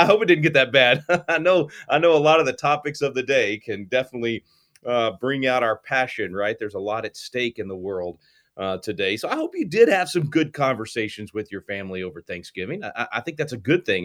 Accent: Texas, United States; my home state of Texas

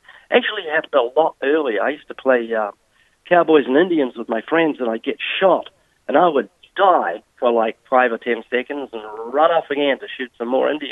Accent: New Zealand; Yes, I was born twice in New Zealand. I was brought up in a non-Christian home.

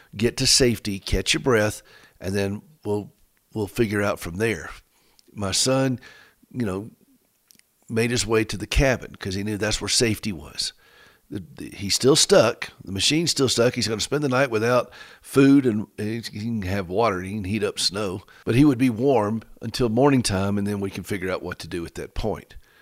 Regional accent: United States; we're both from Carolina.

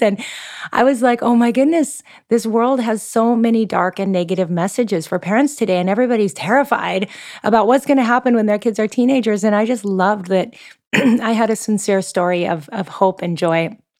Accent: Seattle, Washington, United States; moved away as an adult; now in Oahu, Hawaii, United States; I'm originally from the Pacific Northwest, so I'm a Seattle girl at heart

